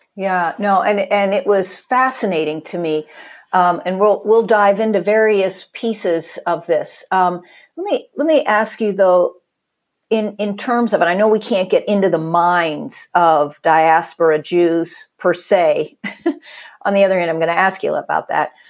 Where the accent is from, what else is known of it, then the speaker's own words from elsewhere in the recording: Pittsburgh, Pennsylvania, United States; I was born in Pittsburgh, grew up a Steeler fan as anybody is